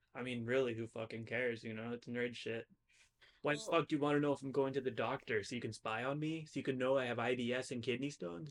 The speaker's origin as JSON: {"language": "English", "country": "United States", "said": "I'm an American."}